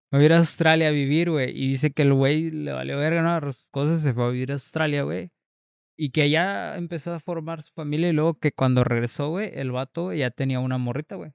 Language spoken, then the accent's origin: Spanish; Mexico; soy mexicano